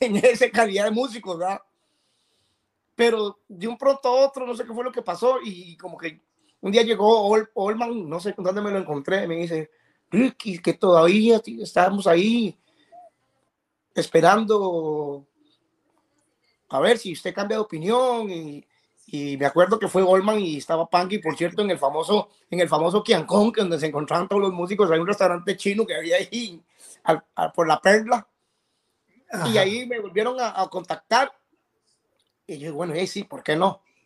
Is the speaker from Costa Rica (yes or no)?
yes; Puntarenas, Costa Rica; also born or lived in San José, Costa Rica; nací en San José, pero, pero me crié en Punta Arenas desde niño y, y soy porteño, porteño